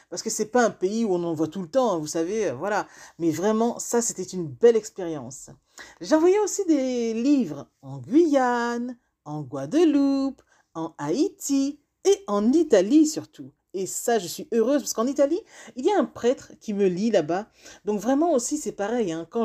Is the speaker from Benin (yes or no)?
yes; Benin; now in France; le Bénin, c'est mon pays d'origine.